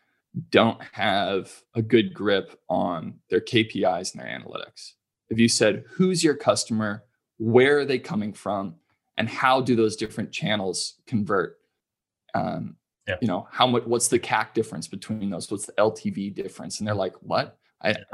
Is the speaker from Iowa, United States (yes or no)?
no; California, United States; I'm from California